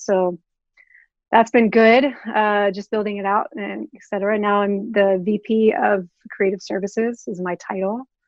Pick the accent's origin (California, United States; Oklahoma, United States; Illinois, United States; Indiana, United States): Oklahoma, United States; Oklahoma City; moved away as an adult; I am originally from Oklahoma City.